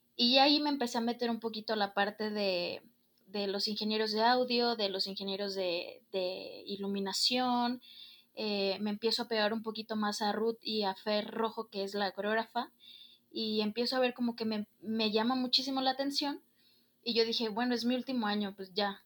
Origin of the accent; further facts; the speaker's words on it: Guadalajara, Jalisco, Mexico; soy de aquí, de Guadalajara, Jalisco